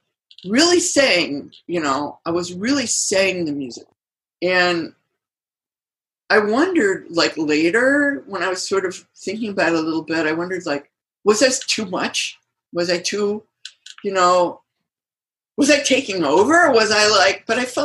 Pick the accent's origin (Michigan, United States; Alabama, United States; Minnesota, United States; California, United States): Michigan, United States; I grew up in Michigan, and I went to Interlochen